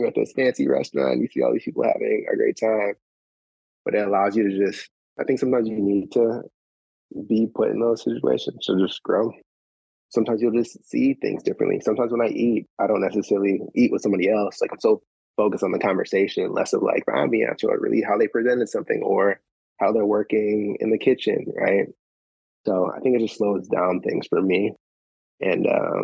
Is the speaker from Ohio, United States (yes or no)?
yes; Shaker Heights, Ohio, United States; I grew up in Shaker Heights